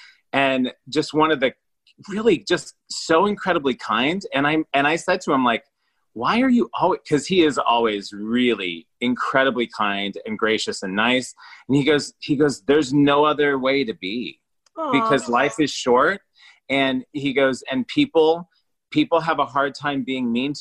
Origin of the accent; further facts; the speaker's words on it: Iowa, United States; now in Los Angeles, United States; I'm from Iowa